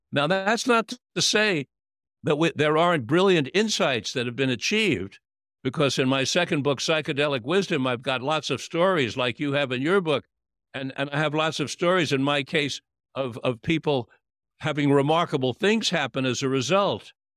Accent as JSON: {"language": "English", "region": "New York", "country": "United States", "tie": "born or raised there", "said": "when I was a little boy growing up in New York"}